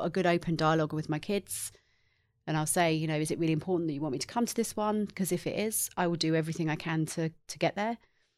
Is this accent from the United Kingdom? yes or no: yes; England, United Kingdom; I did. I grew up in England in the same town. My family still live there.